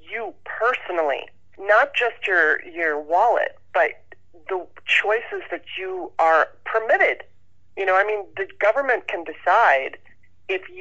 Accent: Southern California, United States; also born or lived in Baltimore, Maryland; I grew up in Southern California and went to public school

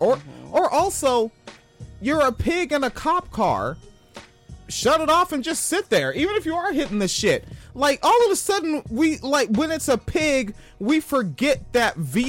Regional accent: Tacoma, Washington, United States; moved away; The fucking mayor of the town I'm from

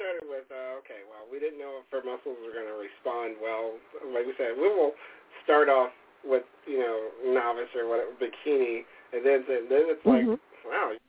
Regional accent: San Antonio, Texas, United States; now in Wisconsin, United States; Really, we live in Wisconsin, but our family's basically from all over, because originally I'm from San Antonio, and by way of the Army, lived all over the world.

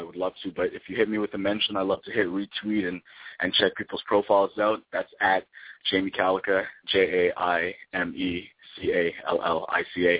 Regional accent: Toronto, Ontario, Canada; now in Vancouver, Canada; I grew up in Toronto

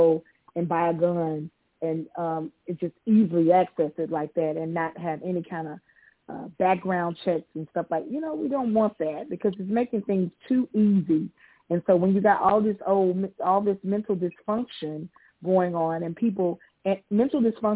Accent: United States; as an American citizen

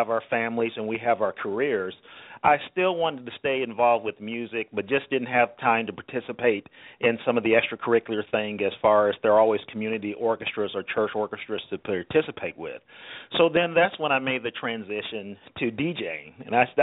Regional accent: Louisville, Kentucky, United States; growing up in Louisville, Kentucky

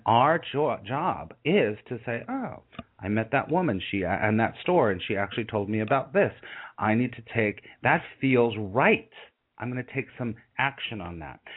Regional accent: California, United States; I'm in California right now, and I grew up in California

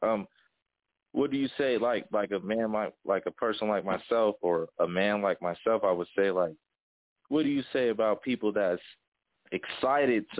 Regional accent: Denver, Colorado, United States; my city where I'm from Denver, Colorado

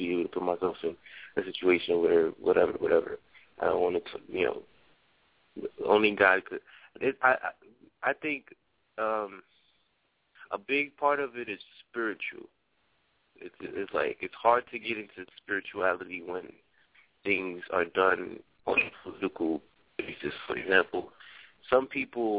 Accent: New York City, New York, United States; I'm from the Bronx

